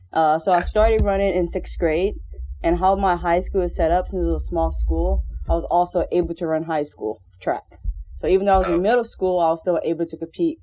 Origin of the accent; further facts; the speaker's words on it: Louisiana, United States; moved away as an adult; also born or lived in Reno, Nevada; So I'm from Louisiana, born and raised. Spent all my life there.